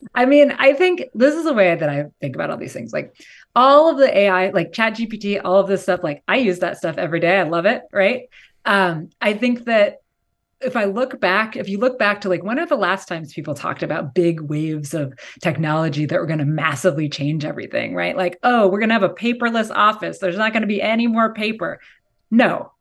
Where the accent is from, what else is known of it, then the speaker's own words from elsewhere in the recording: outside of Seattle, Washington, United States; now in California, United States; I grew up, um, in s, like, outside of Seattle in Washington State